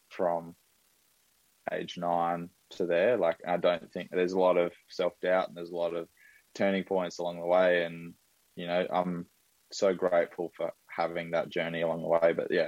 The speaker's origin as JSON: {"language": "English", "town": "Brisbane", "region": "Queensland", "country": "Australia", "tie": "born or raised there", "said": "I'm in Brisbane. So I grew up in Brisbane, born and bred."}